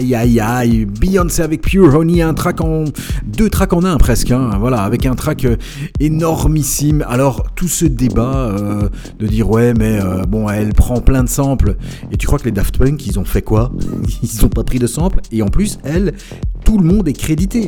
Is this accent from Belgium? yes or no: yes; Belgium; chez nous en Belgique